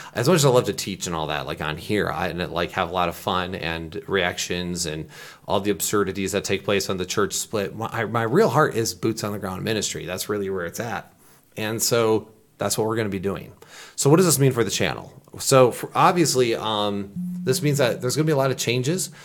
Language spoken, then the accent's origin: English; Michigan, United States; I'm from Michigan.